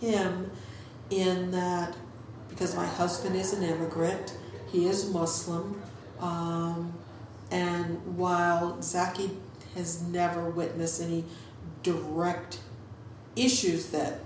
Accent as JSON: {"language": "English", "region": "Virginia", "country": "United States", "tie": "born or raised there", "moved": "yes", "said": "growing up in Virginia"}